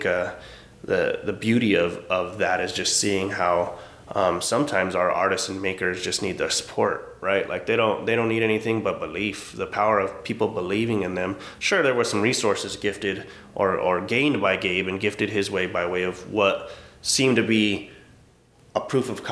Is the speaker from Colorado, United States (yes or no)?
no; Albuquerque, New Mexico, United States; as I sit here in my hometown.